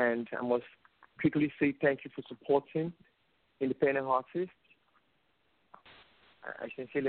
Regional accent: Nigeria; I'm from Nigeria, calling live from Nigeria right now. I'm an independent hip-hop artist out here in Nigeria

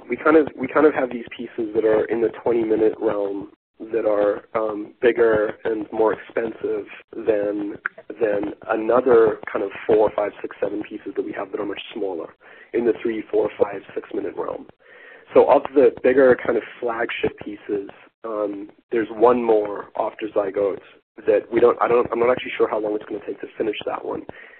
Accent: South Africa; That the only film that has any relevance really to South Africa is specifically District 9, which was very much an allegory for apartheid that I lived through as a teenager.

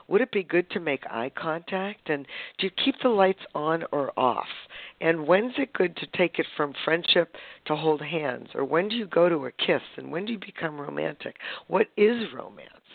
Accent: Boston, Massachusetts, United States; moved away as an adult; also born or lived in San Francisco Bay Area, California / northern Vermont; now in San Diego, United States; I grew up in Boston.

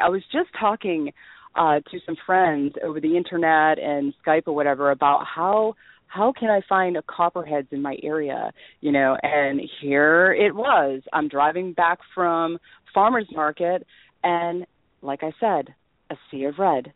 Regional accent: New England, United States; accent: New England; my New England accent

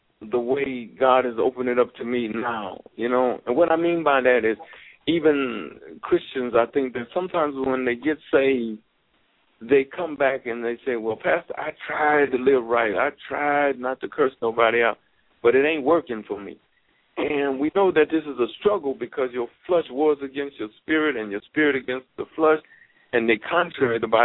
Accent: Gary, Indiana, United States; I had a roommate who was from Indiana, just like me

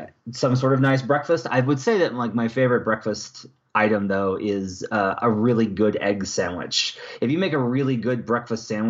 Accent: Arkansas, United States; I grew up in Arkansas

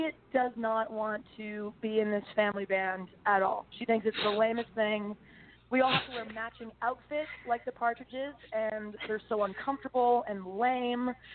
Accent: Vancouver, British Columbia, Canada; my hometown of Vancouver, Canada

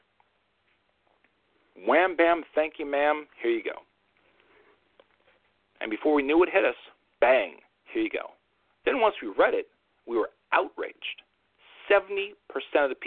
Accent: New York, United States; as a New Yorker

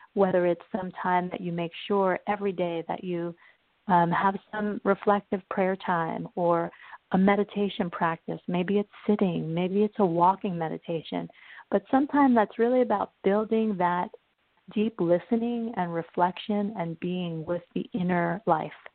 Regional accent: New York, United States; also born or lived in Uruguay; when I was three, we moved to the United States, and I grew up in New York

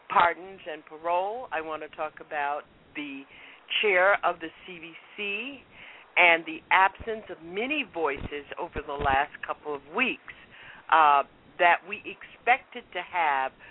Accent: the South, United States; I grew up in the South

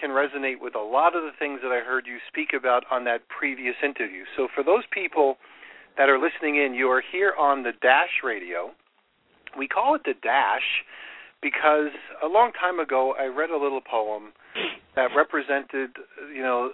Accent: Long Island, New York, United States; I grew up on Long Island and eventually worked in Queens

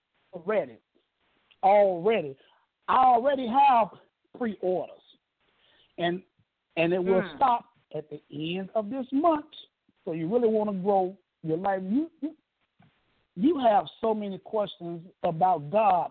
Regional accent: Chicago, Illinois, United States; now in Atlanta, United States; Chicago, my hometown, west side of Chicago

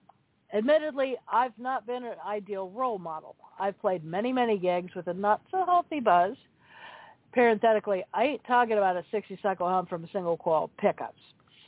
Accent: Billings, Montana, United States; I spent the summer after I graduated high school gigging five nights a week, with a cover band in my hometown of Billings, Montana.

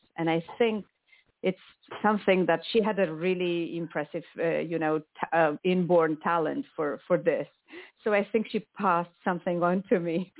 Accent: Romania; first language Romanian; English is a second language; moved away as an adult; also born or lived in Spain; now in Barcelona, Spain; Obviously, I was born in Romania, and I lived in Romania for the first 24 years of my life.

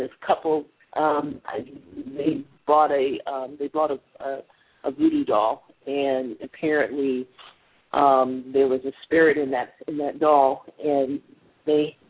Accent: Ohio, United States; I'm from Ohio

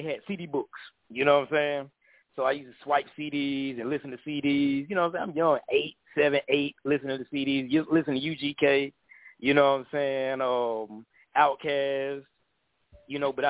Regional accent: Atlanta, Georgia, United States; I'm from Atlanta

